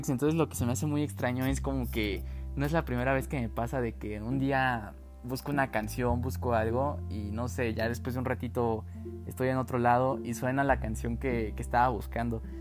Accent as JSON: {"language": "Spanish", "country": "Mexico", "said": "pero pues como ya les dije, como buen mexicano, hasta que nos sintamos de plano muy mal."}